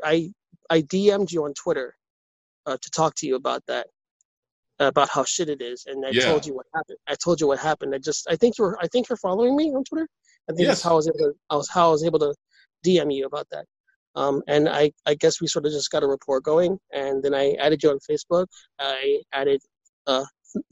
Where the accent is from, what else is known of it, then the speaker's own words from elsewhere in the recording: New York City, New York, United States; I was born and raised in New York City. I'm a New York City native